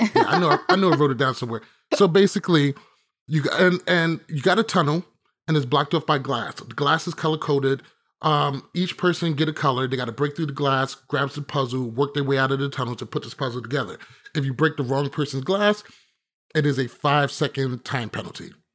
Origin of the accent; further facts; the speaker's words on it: United States; I'm from America